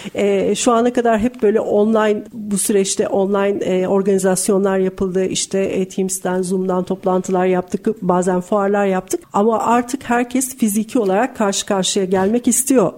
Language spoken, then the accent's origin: Turkish; Istanbul, Turkey; ben de bir İstanbullu olarak